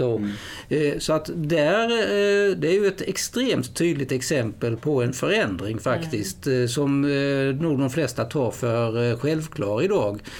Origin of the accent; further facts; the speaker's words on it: Sweden; som svensk journalist